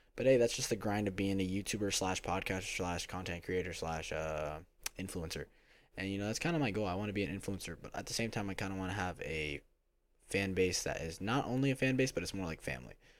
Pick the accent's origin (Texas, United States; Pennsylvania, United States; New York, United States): Pennsylvania, United States; Philadelphia; now in Florida, United States; I'm from Philadelphia, Pennsylvania, but I live in Florida.